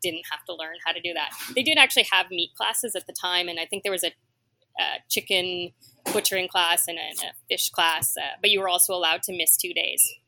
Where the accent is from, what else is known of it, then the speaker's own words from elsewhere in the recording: Ottawa, Ontario, Canada; also born or lived in Toronto, Canada; now in New York, United States; So I grew up in Ottawa and Toronto in the 70s and 80s.